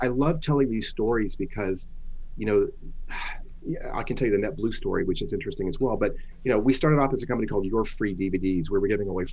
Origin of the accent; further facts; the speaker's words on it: San Francisco Bay Area, California, United States; also born or lived in Los Angeles; I grew up in the San Francisco Bay Area.